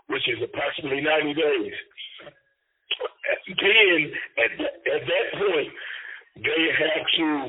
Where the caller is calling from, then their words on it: Indiana, United States; I'm calling in from Wabash Valley Correctional Facility, where I am being housed currently on the secured housing unit